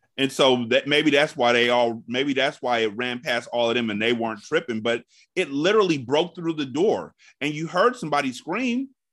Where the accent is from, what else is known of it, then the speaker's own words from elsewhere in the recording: California, United States; I'm from California.